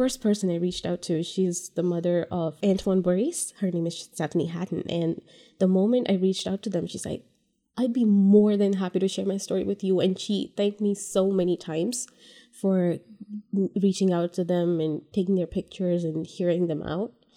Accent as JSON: {"language": "English", "country": "India", "moved": "as an adult", "lives_now": "California, United States", "said": "I am from India. I moved here three years ago, three, three and a half years ago"}